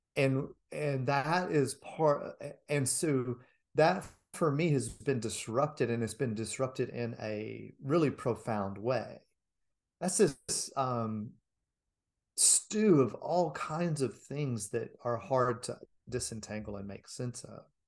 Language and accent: English; United States; as an American